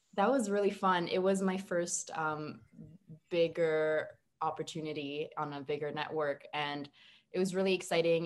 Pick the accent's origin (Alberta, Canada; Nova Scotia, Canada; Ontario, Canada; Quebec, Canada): Quebec, Canada; Montreal; now in Toronto, Canada; I'm from Montreal originally